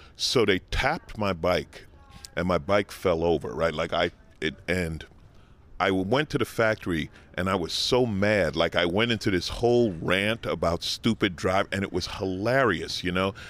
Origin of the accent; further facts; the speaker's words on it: New York City, New York, United States; moved away as an adult; now in Los Angeles, United States; I grew up in New York, I grew up riding a bicycle through Manhattan